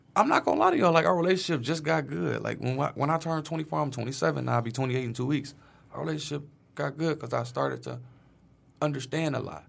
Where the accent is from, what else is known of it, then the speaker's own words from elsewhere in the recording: Detroit, Michigan, United States; I grew up in Brightmoor